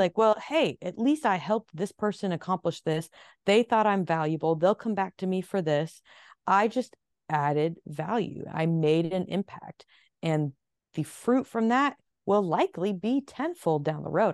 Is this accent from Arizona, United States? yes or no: yes; Phoenix, Arizona, United States; moved away as an adult; also born or lived in Nashville, Tennessee / New York City; I was born in Phoenix. However, since I moved to Nashville at 19 and spent a solid 10 years